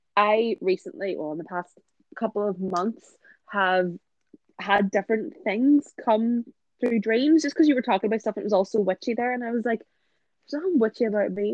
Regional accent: a village near Belfast, Northern Ireland, United Kingdom; moved away; I'm not from Belfast, but all of like childhood friends were there. So people that I don't see anymore because like they, they we don't live in the village that we grew up in.

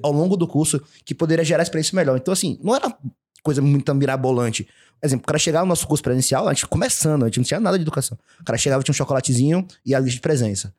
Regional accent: Salvador, Bahia, Brazil; nós somos de Salvador, o lugar que frio é vinte e cinco graus

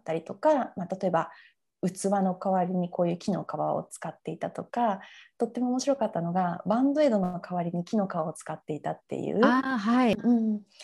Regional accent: Fukuoka, Japan; moved away as an adult; also born or lived in United Kingdom; now in Sydney, Australia; 私はあの福岡市の出身なんですけど、はい、まあ、海の近くで育ったんですね。

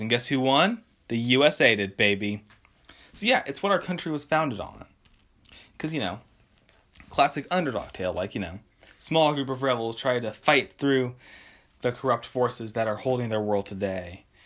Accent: West Coast, United States; I'm from the West Coast.

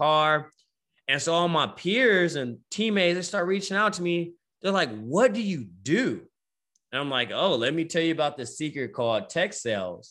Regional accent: Bay Area, California, United States; moved away as an adult; also born or lived in Richmond, California / Vallejo, California / Oakland, California / Stockton, California; now in Austin, United States; I'm from the Bay Area, right? Born and raised. We moved around a lot

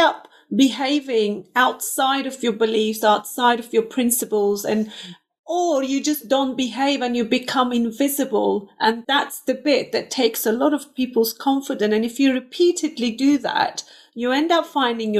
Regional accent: Turkey; first language Turkish; English is a second language; moved away as an adult; I come from Turkey

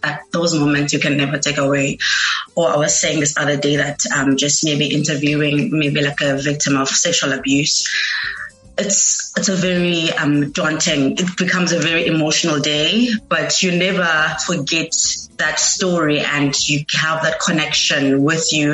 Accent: Eastern Cape, South Africa; moved away as an adult; now in Cape Town, South Africa; I'm from the Eastern Cape. I moved to Cape Town in 2019, searching for greener pastures

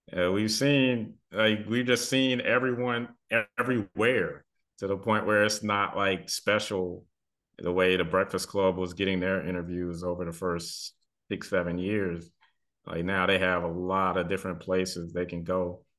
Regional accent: the South, United States; also born or lived in the Triangle, North Carolina; a lot of us, you know, kids growing up in the South

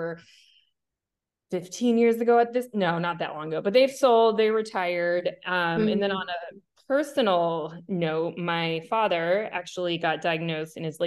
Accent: Scottsdale, Arizona, United States; I grew up in Scottsdale, Arizona

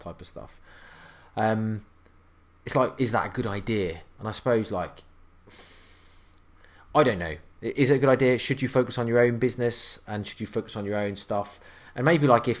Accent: United Kingdom; I'm British

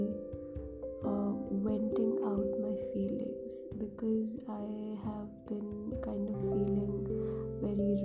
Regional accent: India; I am from India and I am proud to be Indian.

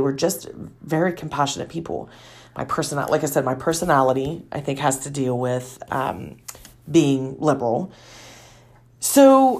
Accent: Wellston, Ohio, United States; also born or lived in Jackson, Ohio; I live in southeastern Ohio in Jackson County. I grew up in Wellston, and from the time I was born, my parents came up because my dad had got a coaching job at Wellston.

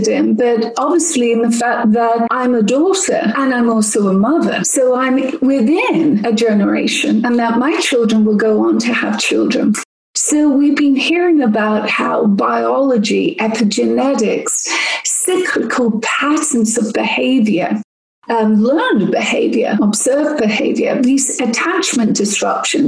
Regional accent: England, United Kingdom; now in United States; I'm not American. I'm actually English.

